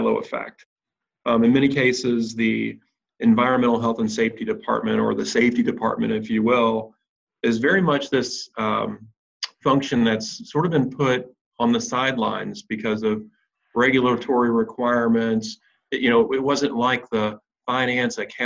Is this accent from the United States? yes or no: yes; Louisville, Kentucky, United States; Louisville, Kentucky, my hometown